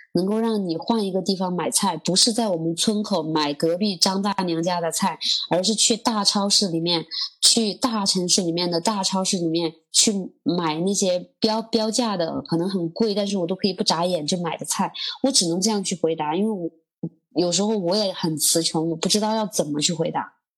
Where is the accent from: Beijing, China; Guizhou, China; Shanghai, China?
Guizhou, China; 基本上我们的方言在云贵川是通用的